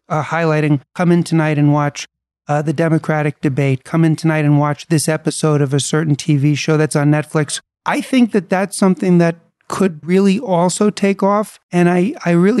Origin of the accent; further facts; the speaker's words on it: New York City, New York, United States; I was born and raised in New York City